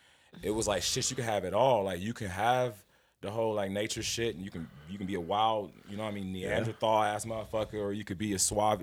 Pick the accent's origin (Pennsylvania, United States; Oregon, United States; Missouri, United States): Missouri, United States; Kansas City; So I come from Kansas City, Missouri.